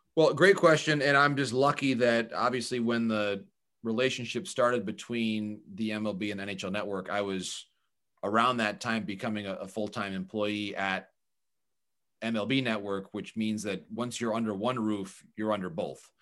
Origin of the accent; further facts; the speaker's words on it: Michigan, United States; I grew up in Michigan as a fan of the Tigers as a kid.